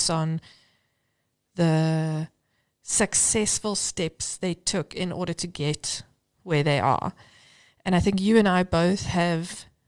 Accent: Cape Town, Western Cape, South Africa; moved away as an adult; now in Johannesburg, South Africa; I grew up in Cape Town and moved to Joburg at 21 by myself for work

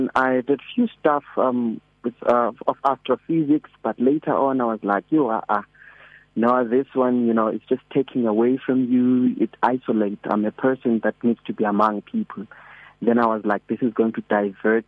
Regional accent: Eastern Cape, South Africa; moved away as an adult; now in Johannesburg, South Africa; born and bred in the Eastern Cape in a town called Ellis

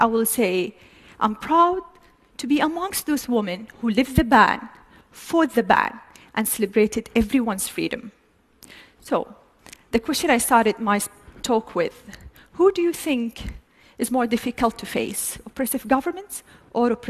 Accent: Saudi Arabia; I'm a proud Saudi woman, and I do love my country

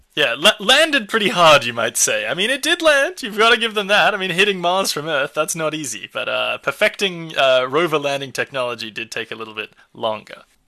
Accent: Australia; my home country, Australia

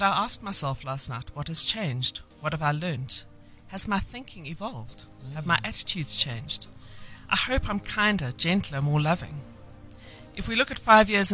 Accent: Eastern Cape, South Africa; I grew up in the Eastern Cape

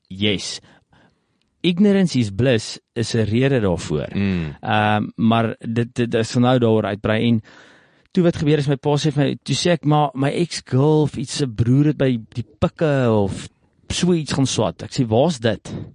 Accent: South Africa; Is ek daar gebore, plaas groot geword

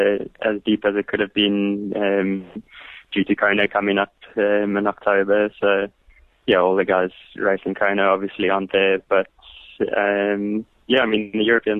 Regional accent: Pietermaritzburg, KwaZulu-Natal, South Africa; I grew up in Pietermaritzburg, where the DZ Canoe Marathon is quite a big event

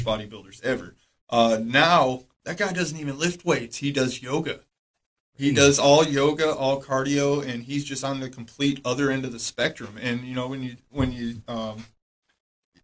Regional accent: Michigan, United States; moved away as an adult; now in Cookeville, United States; I came here from Michigan

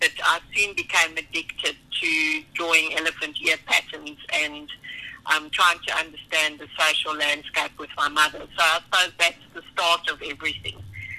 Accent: South Africa; being a South African

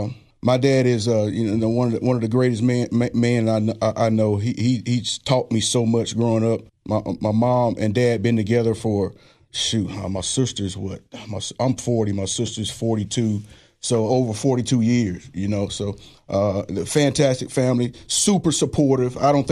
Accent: Greenville, Alabama, United States; also born or lived in Searcy; I grew up in Greenville, Alabama. That's South Alabama. People don't know I'm as country as they come now. I grew up in a little small community called Searcy. Very tight-knit community.

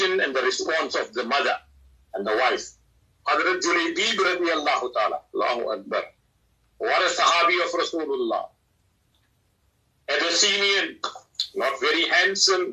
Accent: South Africa

